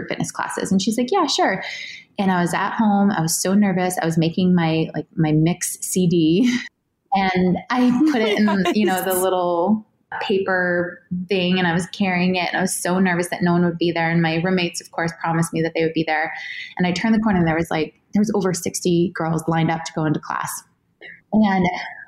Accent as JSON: {"language": "English", "region": "New Hampshire", "country": "United States", "tie": "born or raised there", "said": "I grew up in New Hampshire"}